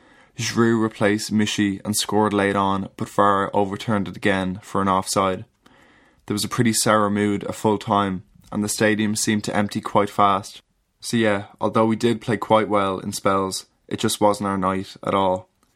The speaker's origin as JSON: {"language": "English", "town": "Dublin", "region": "Leinster", "country": "Ireland", "said": "I'm 21 and from Dublin."}